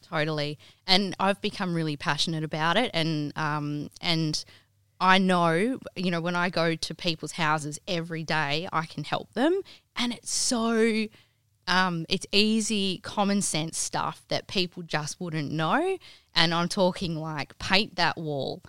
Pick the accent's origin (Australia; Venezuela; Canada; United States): Australia; Kalgoorlie, Western Australia; moved away as an adult; now in Perth, Australia; I grew up in the goldfields. Um, my parents had a real estate agency growing up in Kalgoorlie